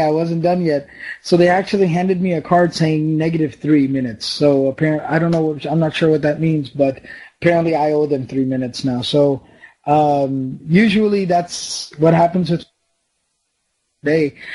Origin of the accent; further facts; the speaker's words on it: Dallas, Texas, United States; I was born here in Dallas, Texas. My parents are from Pakistan